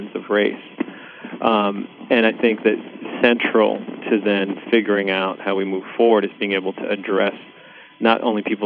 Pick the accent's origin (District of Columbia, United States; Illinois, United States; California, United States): California, United States; Los Angeles; English is a second language; also born or lived in Sri Lanka; When I came to Los Angeles, I first lived in mostly a Latino community, and then from the time I was six or seven on, I grew up in the Crenshaw area